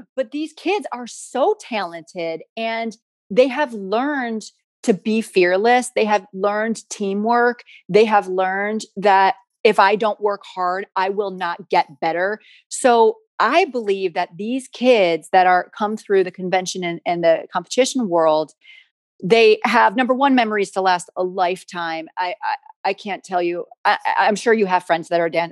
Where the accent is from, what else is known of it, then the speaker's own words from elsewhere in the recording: United States; I'm from the States and primarily my career has been in the States